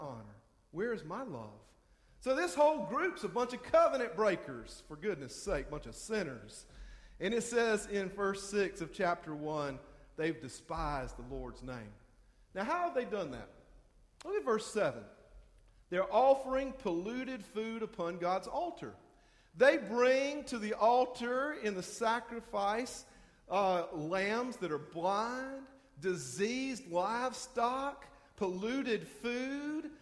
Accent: Hartsville, South Carolina, United States; I'm from Hartsville. We come from Darlington County

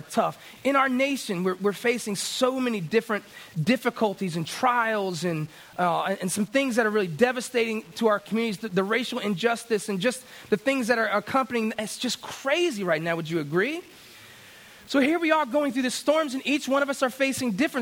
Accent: Florida, United States; I grew up in Florida

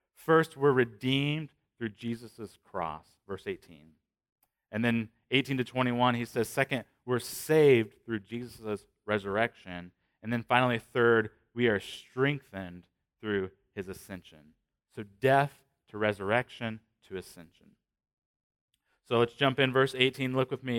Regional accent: Shelbyville, Indiana, United States; I'm from Shelbyville, that's remote

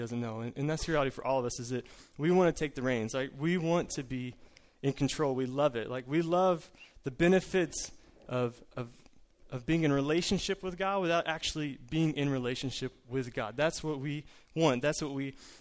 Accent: Collinsville, Illinois, United States; I'm from Collinsville, Illinois, the St. Louis Metro East

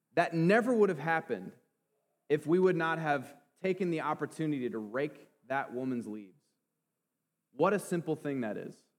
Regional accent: Clinton, Iowa, United States; I grew up in Clinton, but I didn't grow up a farmer

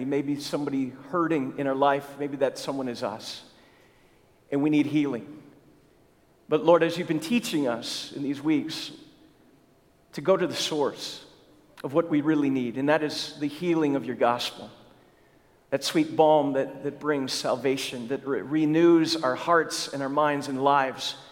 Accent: Lester Prairie, Minnesota, United States; moved away; I grew up in Minnesota

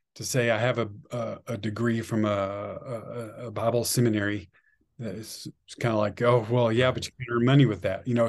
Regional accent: Amarillo, Texas, United States; also born or lived in Fort Worth; I grew up in Amarillo

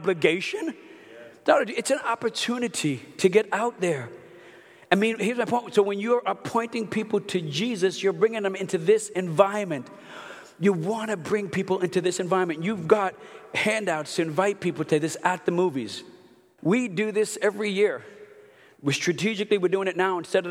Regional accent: New York, United States; I'm Italian, I'm from New York

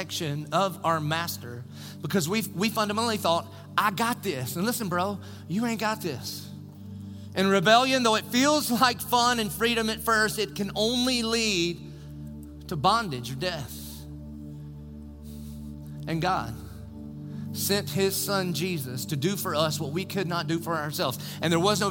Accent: Dillon, South Carolina, United States; moved away; When I was a little kid growing up in Dillon

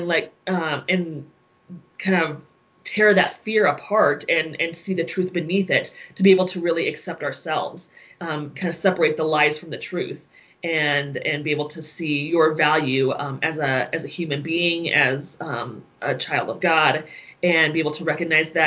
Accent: Colorado Springs, Colorado, United States; I grew up in Colorado Springs, very much contained in a Christian bubble

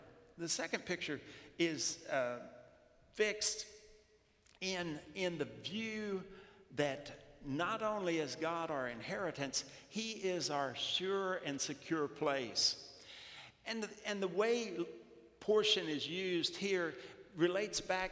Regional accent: South Louisiana, United States; growing up in South Louisiana

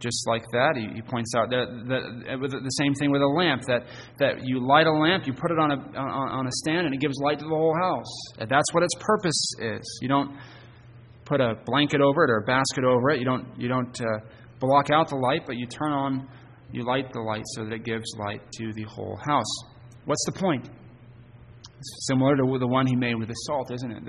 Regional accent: Hermon, Maine, United States; Growing up in Herman on a cloudy night, I could see the city lights visible from Bangor

